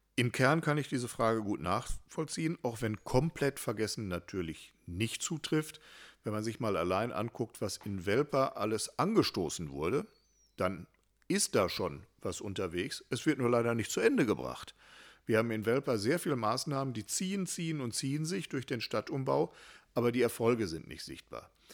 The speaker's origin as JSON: {"language": "German", "town": "Hattingen", "region": "North Rhine-Westphalia", "country": "Germany", "tie": "born or raised there", "said": "in meiner Heimat- und Geburtsstadt"}